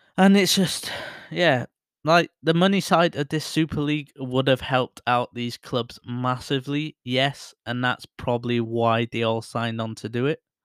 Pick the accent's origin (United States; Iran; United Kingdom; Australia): United Kingdom; Bury, North West England; my hometown, Barrie